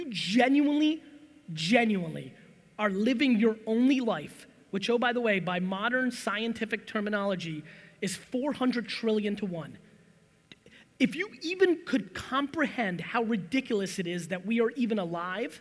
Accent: New Jersey, United States; also born or lived in Soviet Union; I'm from Jersey. This is how I talk.

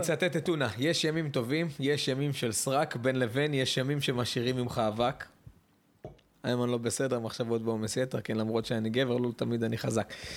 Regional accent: Netanya, Central District, Israel; אני גדלתי בנתניה בעיר

